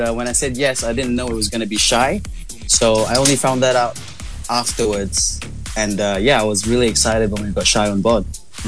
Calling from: Singapore; Singapore. I'm in Singapore.

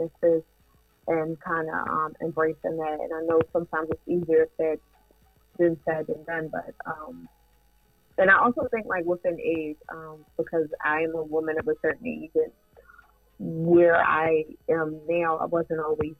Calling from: Columbia, Maryland, United States; I'm calling from Columbia, Maryland

